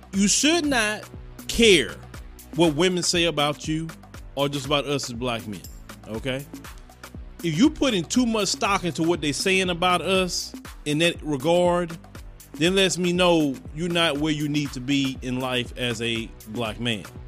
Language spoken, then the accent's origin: English; Chicago, Illinois, United States; I'm from Chicago